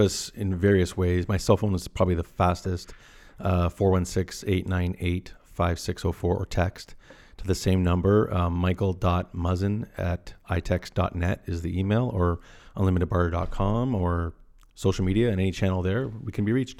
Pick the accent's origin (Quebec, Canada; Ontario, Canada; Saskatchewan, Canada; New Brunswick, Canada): Ontario, Canada; Caledon; I grew up in Caledon, Ontario, and it was always an hour commute.